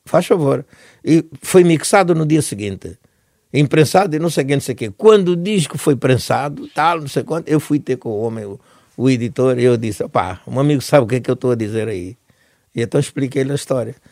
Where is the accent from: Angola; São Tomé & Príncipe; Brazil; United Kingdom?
Angola; moved away as an adult; also born or lived in Netherlands / Portugal; eu, mesmo na Europa, consigo continuar a ser o africano que fui em Angola